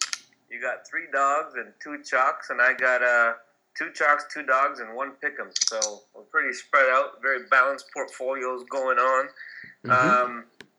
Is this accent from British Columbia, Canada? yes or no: no; Sarnia, Ontario, Canada; originally he's from my hometown and a place where Dio spent a lot of time in Sarnia, Ontario.